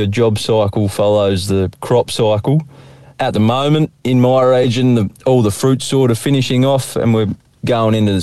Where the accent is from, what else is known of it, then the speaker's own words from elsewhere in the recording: Benalla, Victoria, Australia; I grew up in Benalla there